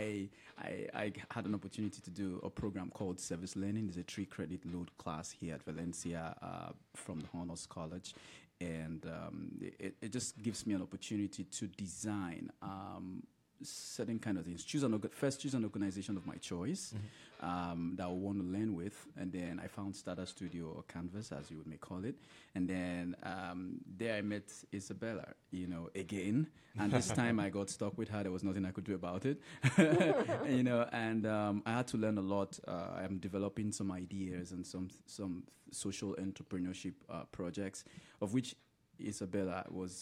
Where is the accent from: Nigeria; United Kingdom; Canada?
Nigeria; moved away; the side of the world that I'm from Nigeria and West Africa